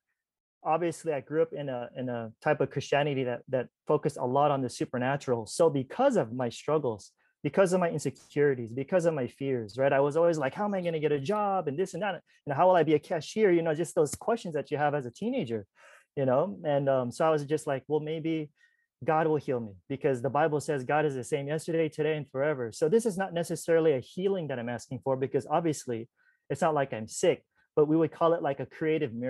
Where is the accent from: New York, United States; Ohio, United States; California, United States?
California, United States; I'm from Cali